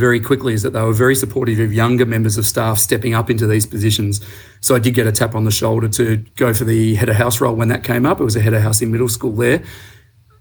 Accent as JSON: {"language": "English", "town": "Melbourne", "region": "Victoria", "country": "Australia", "tie": "born or raised there", "also_born_or_lived": "Geelong", "said": "growing up in Melbourne, I went to the local state primary school and the state high school"}